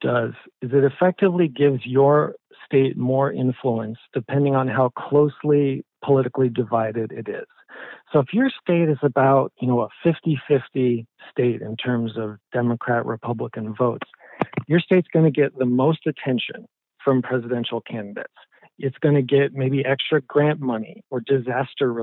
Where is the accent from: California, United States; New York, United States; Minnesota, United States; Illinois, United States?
California, United States; as a Californian